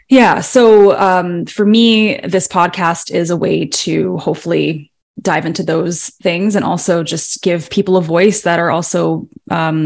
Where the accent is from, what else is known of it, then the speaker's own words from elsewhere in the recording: Vancouver, British Columbia, Canada; also born or lived in Toronto; I was born in Toronto, but I moved to Vancouver, British Columbia when I was quite little